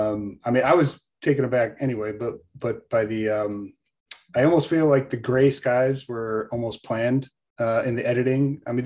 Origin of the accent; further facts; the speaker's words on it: near Chicago, Midwest, United States; growing up in the Midwest, even though a little bit closer to Chicago, though.